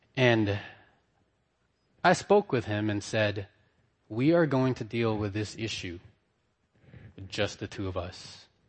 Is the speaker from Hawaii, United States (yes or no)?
yes; Hawaii, United States; also born or lived in Philippines; I'm from Hawaii. We don't wear ties there.